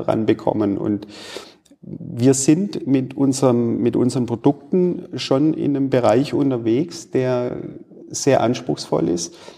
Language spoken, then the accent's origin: German; Stuttgart, Baden-Württemberg, Germany; moved away as an adult; also born or lived in United States (Southern states) / China; now in Bielefeld, Germany; Ich komme gebürtig aus dem Raum Stuttgart